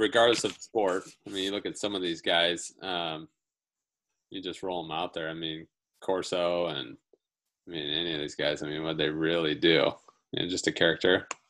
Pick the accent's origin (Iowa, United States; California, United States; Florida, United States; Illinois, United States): Iowa, United States; Northern; not far from my hometown in Northern Iowa.